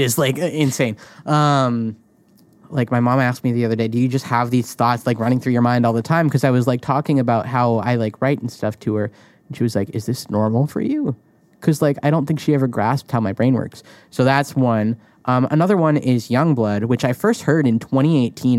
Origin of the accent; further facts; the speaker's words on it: New England, United States; I grew up in New England